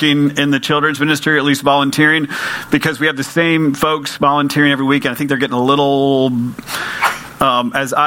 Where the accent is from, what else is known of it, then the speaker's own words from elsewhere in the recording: United States; I'm from Polk County.